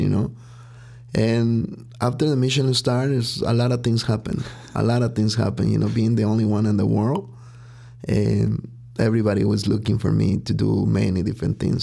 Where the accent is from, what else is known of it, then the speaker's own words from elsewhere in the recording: Huitzuco, Guerrero, Mexico; now in Chicago, United States; I was born and raised in Mexico, and there's really a small town called Huitzuco Guerrero.